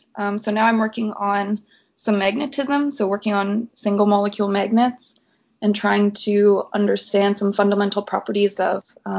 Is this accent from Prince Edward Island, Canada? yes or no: yes; Prince Edward Island, Canada; I was born in Prince Edward Island, so the tiniest province in Canada.